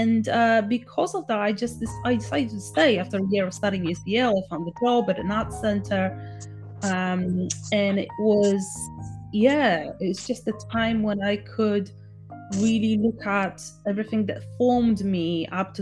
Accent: Poland; I grew up in Poland

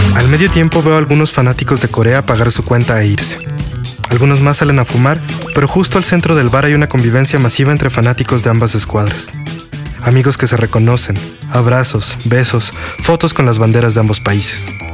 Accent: Mexico

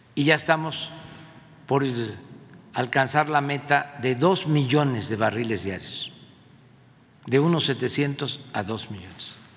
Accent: Mexico; Es para sentirnos como mexicanos orgullosos

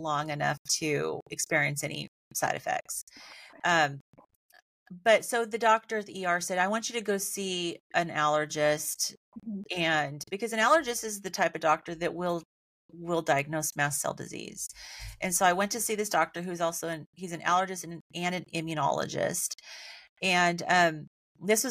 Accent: Central Valley of California, United States; growing up in Central Valley of California, where it was always like triple digits in the summer

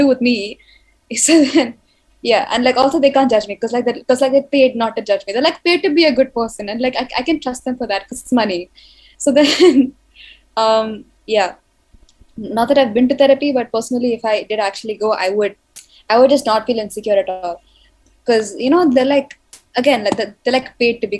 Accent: India; I'm an Indian.

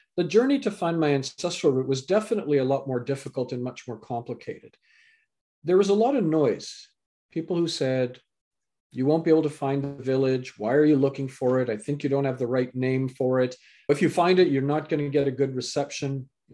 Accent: Canada; also born or lived in England; I was born in England, raised in Canada

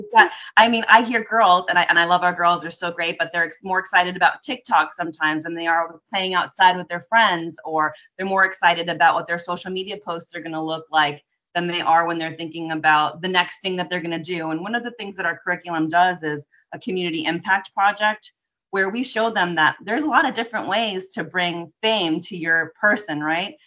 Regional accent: just outside of Lemon City, South Florida, United States; I grew up in South Florida, or uh, just outside of Lemon City

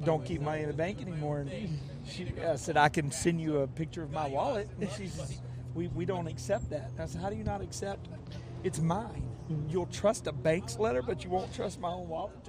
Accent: Birmingham, Alabama, United States; I grew up in Birmingham, Alabama

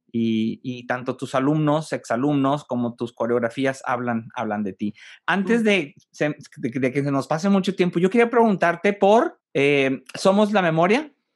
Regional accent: Monterrey, Nuevo León, Mexico; como regiomontano, como mexicano

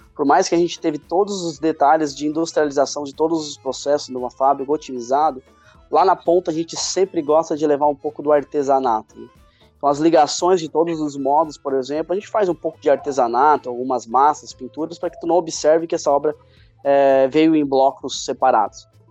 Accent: Tubarão, Santa Catarina, Brazil; Sou do interior de Santa Catarina, cidade de Tubarão, e onde é a nossa sede aqui no sul de Santa Catarina

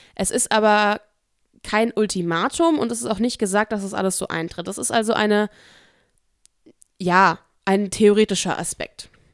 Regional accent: Offenbach district, Hesse, Germany; accent: Hessian; also born or lived in Koblenz; ich komme aus dem Kreis Offenbach

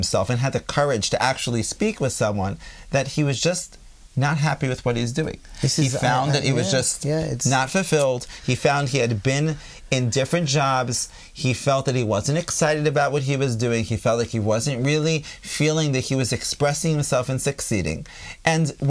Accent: United States; accent: American; now in Israel; I still have an American accent

